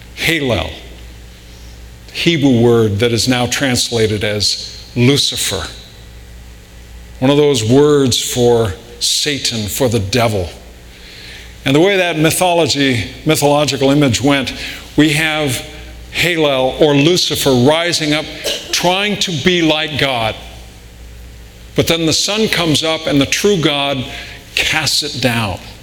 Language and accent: English; Riverside, California, United States; growing up in Southern California